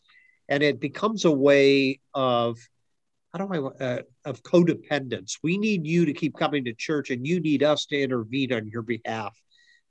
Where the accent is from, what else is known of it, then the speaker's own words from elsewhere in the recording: Akron, Ohio, United States; growing up in Akron, North Hill, which was a heavy Italian community at the time I was growing up